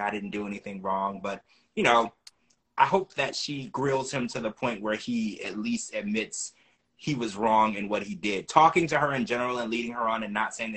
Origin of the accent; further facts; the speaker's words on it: Louisiana, United States; I grew up in Louisiana